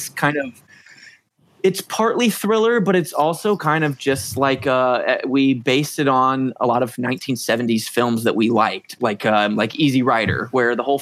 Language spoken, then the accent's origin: English; Southern Indiana, United States; We're both actually from Southern Indiana, so we're kind of like right on the fringes of, you know, bourbon country.